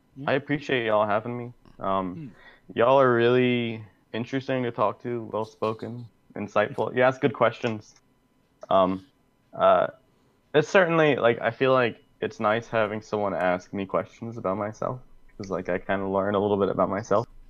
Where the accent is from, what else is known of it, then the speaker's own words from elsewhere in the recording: Columbia, South Carolina, United States; I'm from Columbia, South Carolina